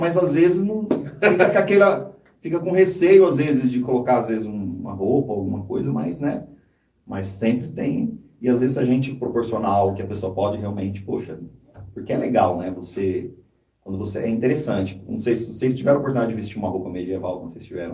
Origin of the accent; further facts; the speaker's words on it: José Bonifácio, São Paulo, Brazil; now in São Paulo, Brazil; Eu vim de José Bonifácio, então eu cresci ouvindo muito música sertanejo